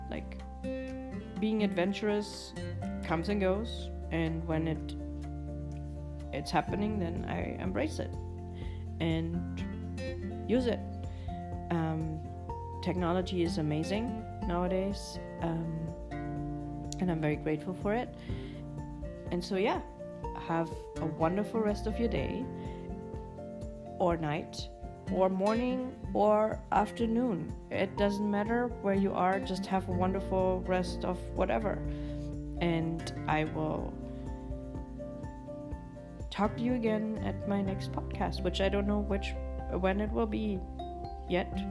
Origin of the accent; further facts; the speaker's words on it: Germany; yes, I was born and raised in Germany, but um, I've always liked cuckoo's clocks